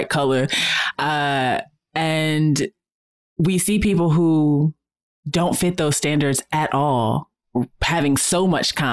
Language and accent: English; Virginia, United States; I'm from Virginia